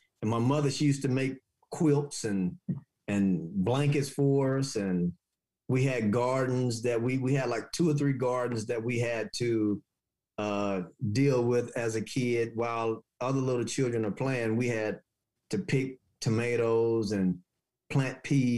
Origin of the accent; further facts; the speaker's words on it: Haytown, Missouri, United States; moved away; I'm originally from Haytown, Missouri, a small little town south of St. Louis, like 3.5 hours, maybe 4 hours south of St. Louis. It was small. We had dirt roads, outhouses.